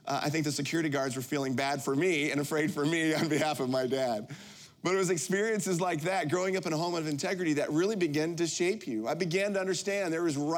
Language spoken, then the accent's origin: English; Midwest, United States; also born or lived in Pacific Northwest; now in Florida, United States; I grew up in the Midwest. My mom and dad live about a mile and a half from Notre Dame